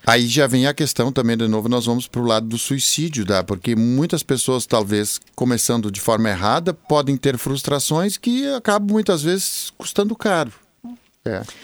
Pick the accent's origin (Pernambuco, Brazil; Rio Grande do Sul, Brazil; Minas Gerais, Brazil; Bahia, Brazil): Rio Grande do Sul, Brazil; Venâncio Aires; sou natural de Venâncio Aires, capital nacional do chimarrão